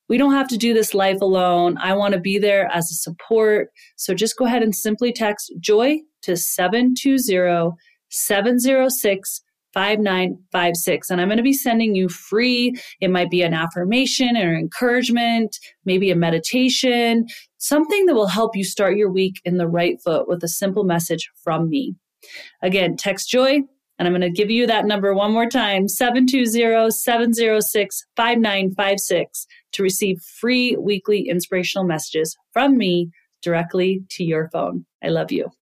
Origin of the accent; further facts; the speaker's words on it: United States; being an American